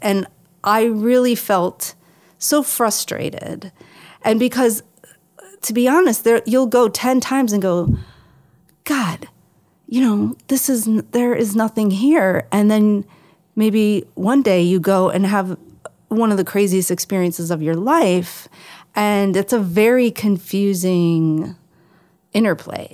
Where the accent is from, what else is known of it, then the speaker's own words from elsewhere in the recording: Buffalo, New York, United States; I'm from Buffalo, New York